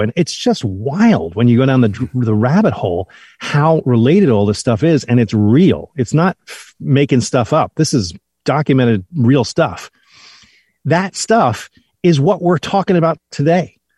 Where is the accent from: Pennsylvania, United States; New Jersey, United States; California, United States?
New Jersey, United States; I'm a kid from New Jersey